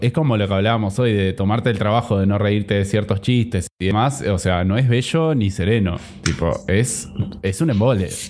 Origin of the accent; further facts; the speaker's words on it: Interior of Uruguay, Uruguay; las únicas personas del interior que pueden hablar del interior somos José y yo